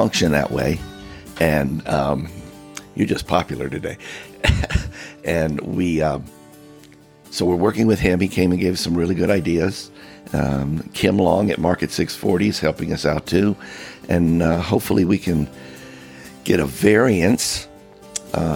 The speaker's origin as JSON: {"language": "English", "town": "Miami", "region": "Florida", "country": "United States", "moved": "yes", "said": "I come from Miami."}